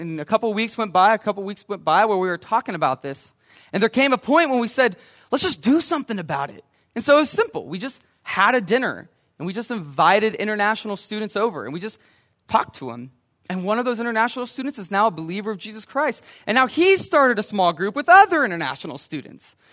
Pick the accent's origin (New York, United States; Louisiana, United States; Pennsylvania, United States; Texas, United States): Texas, United States; Brenham; when I grew up in Brenham